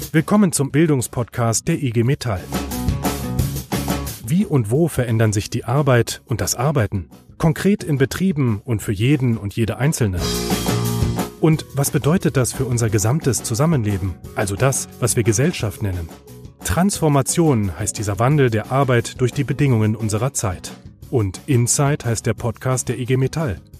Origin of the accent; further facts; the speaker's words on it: Schleswig-Holstein, Germany; born there; now in Hamburg, Germany; Ich sitze im Norden in Hamburg, äh, gebürtiger Schleswig-Holsteiner, habe es, glaube ich, so ungefähr 58 Kilometer weiter bis in die große Stadt geschafft.